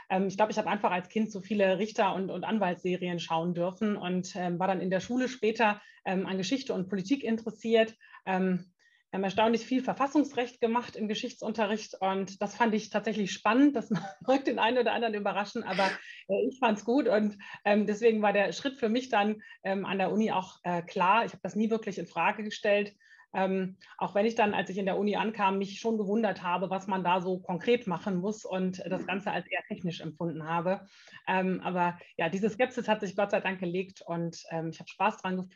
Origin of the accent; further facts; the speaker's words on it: Germany; Ich komme tatsächlich äh, gar nicht so weit entfernt. Ungefähr äh, 40 Kilometer sind es aus meinem Heimatort bis nach Bielefeld.